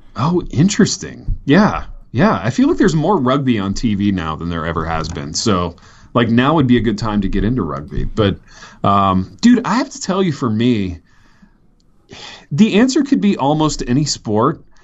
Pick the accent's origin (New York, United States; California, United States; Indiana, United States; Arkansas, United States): Indiana, United States; I grew up in Indiana